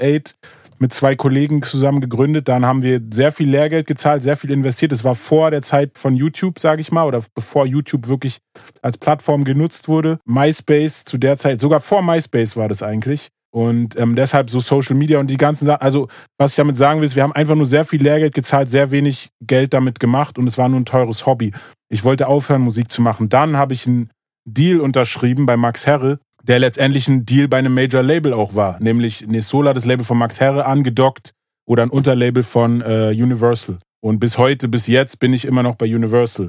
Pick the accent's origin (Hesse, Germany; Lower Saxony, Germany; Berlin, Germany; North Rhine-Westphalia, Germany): Berlin, Germany; Moabit; ich bin in Morbid aufgewachsen